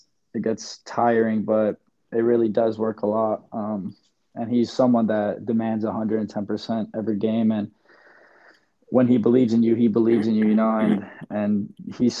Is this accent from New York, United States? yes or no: yes; New York, United States; I'm a New Yorker